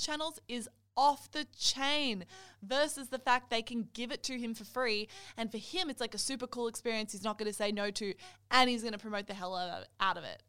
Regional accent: Australia; I'm Australian

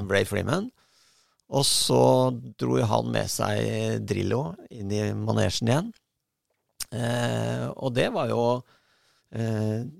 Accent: Bærum, Akershus, Norway; also born or lived in Oslo; Jeg kom fra Bærum, da.

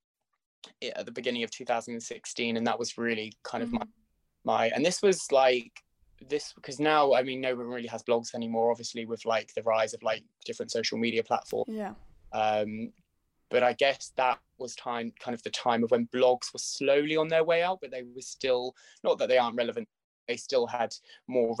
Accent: Norfolk, East of England, United Kingdom; moved away as an adult; now in London, United Kingdom; I'm originally from Norfolk, which is a county about an hour and a half, just under 2 hours actually, I'd say, which is where I grew up

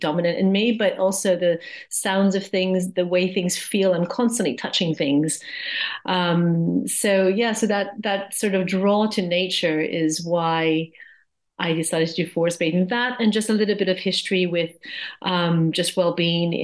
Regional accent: Hawaii, United States; also born or lived in Japan; now in Surrey Hills, United Kingdom; So I am American, originally from Hawaii

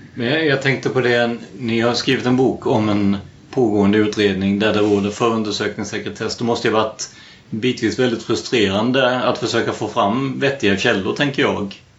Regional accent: Blekinge, Sweden; jag är från Blekinge från början

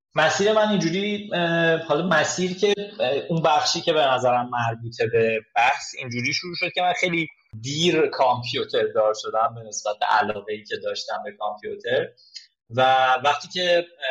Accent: Zanjan Province, Iran; also born or lived in Tabriz; now in Tehran, Iran; من زنجانی هستم خانواده اونجا زندگی میکنم از تبریز مهاجرت کردم به تهران

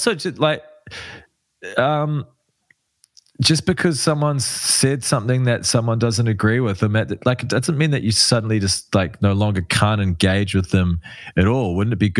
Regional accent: Wellington, New Zealand; moved away; I'm from Wellington.

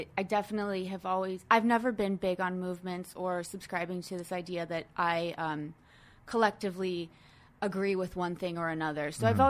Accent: Arizona, United States; I grew up in Arizona. I grew up in many places all over the country and the world

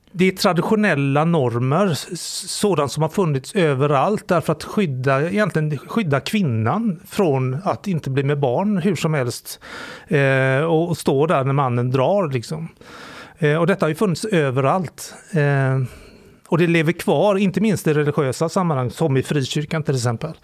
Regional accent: Sweden; jag är framförallt kulturellt extremt kristen. Som alla svenskar är

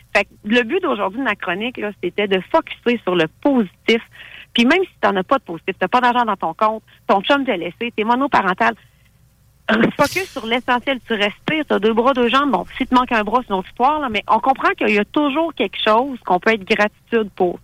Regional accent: Thetford Mines, Quebec, Canada; Moi, je suis originaire de Thetford Mines

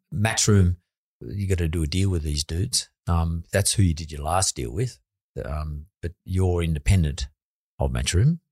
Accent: Australia; I come from the West Suburbs

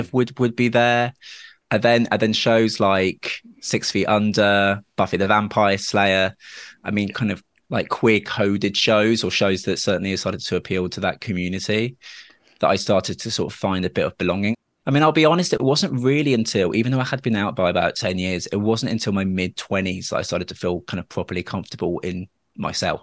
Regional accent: Dorset, South West England, United Kingdom; I grew up in Dorset, where, unfortunately, I was quite kind of badly homophobically bullied at school

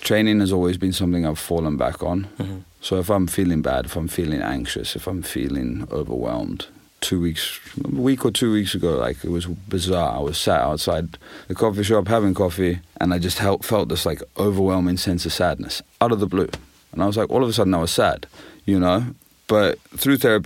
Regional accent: Zimbabwe; moved away; I grew up in Zimbabwe and I grew up on the Zambezi River

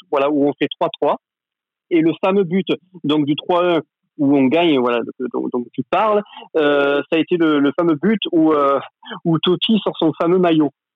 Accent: France; je suis je suis français

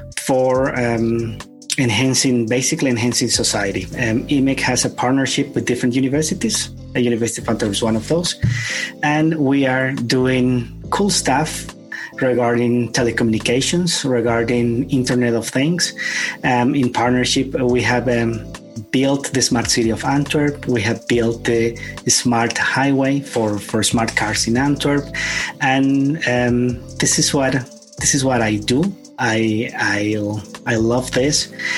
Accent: Bolivia; also born or lived in United States / Cuba / Spain / Ireland; now in Belgium; Well, I am living here in Belgium. I'm happy to be here. I was born in Bolivia. I am Spanish Bolivian.

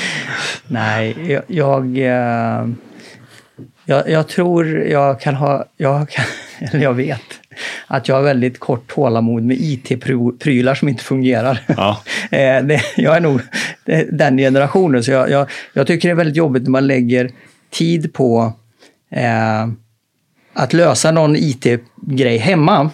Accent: Karlstad, Värmland, Sweden; moved away; hemma i Karlstad. Då hade vi ett tekniskt gymnasium

